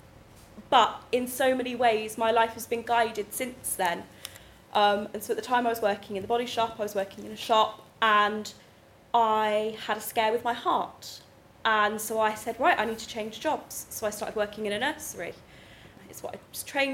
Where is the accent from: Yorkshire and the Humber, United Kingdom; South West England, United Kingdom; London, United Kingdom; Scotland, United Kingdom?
South West England, United Kingdom; Swindon; I grew up in Swindon